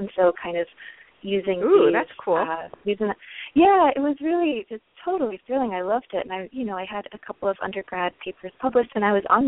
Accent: the South, United States; moved away; I grew up in the South, and in kind of small towns in the South

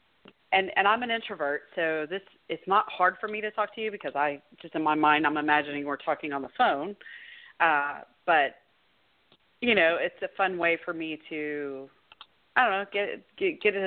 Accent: Spring, United States; my hometown, Spring.

